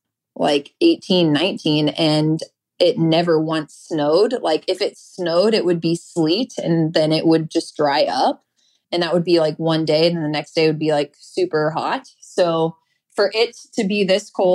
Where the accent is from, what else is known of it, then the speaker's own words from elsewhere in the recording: Austin, Texas, United States; moved away as an adult; now in Portland, United States; I was raised in Austin, Texas. So I lived there for the majority of my life